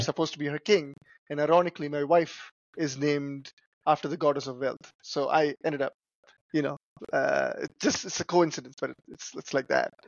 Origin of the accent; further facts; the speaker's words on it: Chennai, Tamil Nadu, India; moved away as an adult; also born or lived in Northeast United States / Chicago, United States; now in United States; I grew up in India. I came here when I was about 20 years old